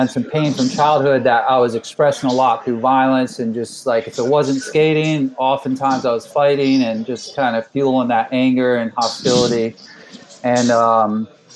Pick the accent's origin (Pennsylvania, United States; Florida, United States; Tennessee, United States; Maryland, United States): Florida, United States; St. Petersburg; born and raised in St. Pete, Florida